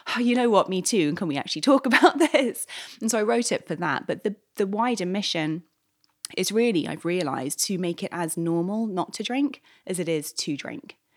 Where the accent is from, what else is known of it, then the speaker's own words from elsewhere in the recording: London, United Kingdom; moved away as an adult; now in New York, United States; I moved to New York eight years ago. I'm from London originally